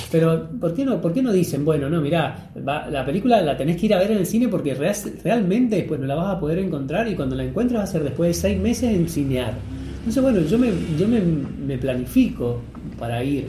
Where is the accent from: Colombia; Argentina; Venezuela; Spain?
Argentina; ahora estamos en Argentina